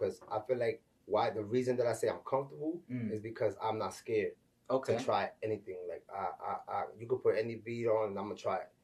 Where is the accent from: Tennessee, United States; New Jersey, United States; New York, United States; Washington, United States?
New York, United States; New York City; I'm from the Bronx, New York, you know what I'm saying? Raised Marble Hill Projects.